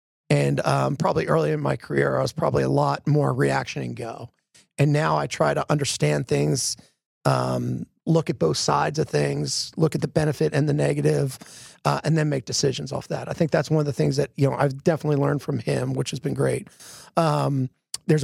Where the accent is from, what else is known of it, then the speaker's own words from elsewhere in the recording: Philadelphia, Pennsylvania, United States; from Philadelphia, I'm from the Northeast. I tend to rush things a lot.